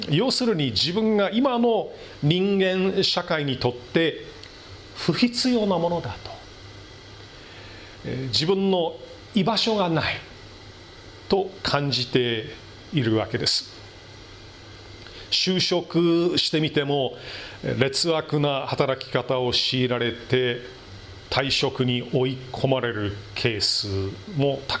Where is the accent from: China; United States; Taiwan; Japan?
United States; Milwaukee, Wisconsin; moved away; 私の生まれ育ったミルウォーキー市内